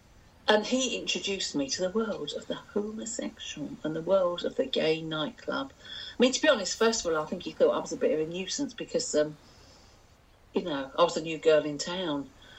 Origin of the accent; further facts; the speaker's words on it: London, United Kingdom; also born or lived in Putney; Well, I was born in Putney. I lived there till I was two, but I can't remember it. And then we moved to Paddington, right in the middle of everything, in this great big house, because my dad worked in the bank, and it was above the bank in Paddington.